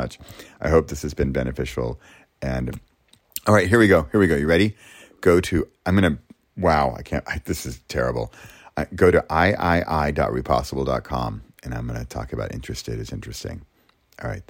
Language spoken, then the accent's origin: English; United States; moved away as an adult; now in Europe; as an American